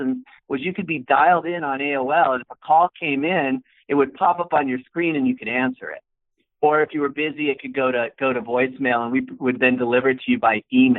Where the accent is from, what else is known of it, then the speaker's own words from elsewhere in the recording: Bay Area, near San Francisco, California, United States; I'm a California kid. I grew up in the Bay Area and near San Francisco, out in the suburbs